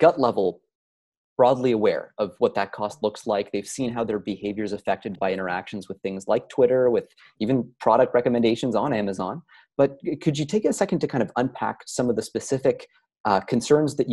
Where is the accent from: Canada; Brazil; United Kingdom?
Canada; we're Canadian